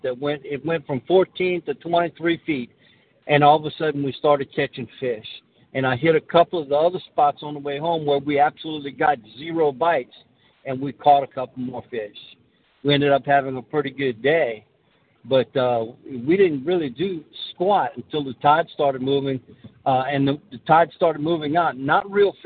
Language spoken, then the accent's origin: English; Lafayette, Louisiana, United States; I'm from Lafayette